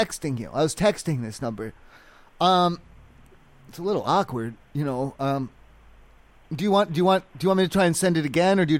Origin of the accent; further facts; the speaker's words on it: East Coast, United States; I'm from the East Coast. I'm from a small town. They grew corn and shit.